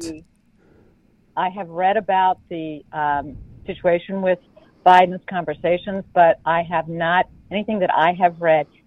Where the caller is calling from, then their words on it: West Virginia, United States; From West Virginia.